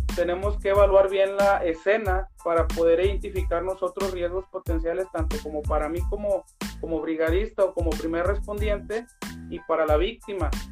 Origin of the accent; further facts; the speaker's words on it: Tepic, Nayarit, Mexico; yo soy originario de Tepic Nayarit